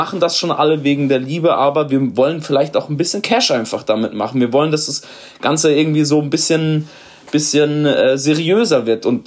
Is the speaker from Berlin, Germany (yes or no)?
no; Karlsruhe, Baden-Württemberg, Germany; Also ihr könnt es euch denken, ich komme aus Karlsruhe.